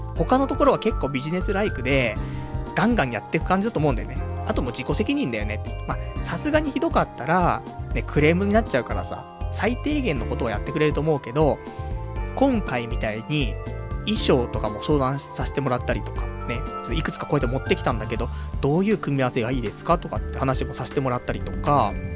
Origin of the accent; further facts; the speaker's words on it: Saitama, Japan; now in Tokyo, Japan; ちっちゃい頃はね、埼玉の方に住んでたから、まあ、上尾の花火だったりとか、まあ、大宮の花